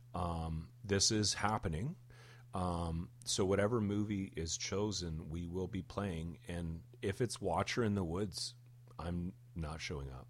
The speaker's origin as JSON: {"language": "English", "town": "Hamilton", "region": "Ontario", "country": "Canada", "said": "we are from Hamilton, Ontario"}